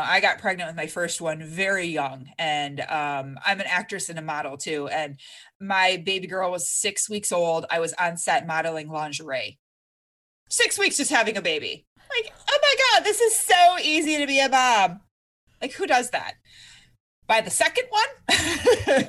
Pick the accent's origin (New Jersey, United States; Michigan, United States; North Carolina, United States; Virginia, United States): Michigan, United States; moved away; I'm originally from Michigan, we have basements out there